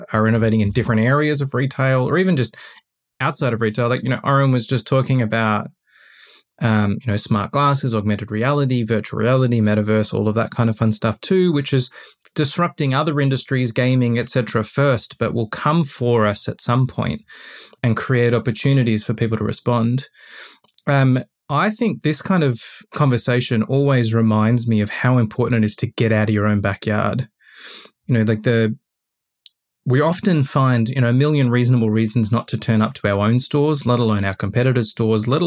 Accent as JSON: {"language": "English", "country": "Australia", "said": "I, as an Australian retailer"}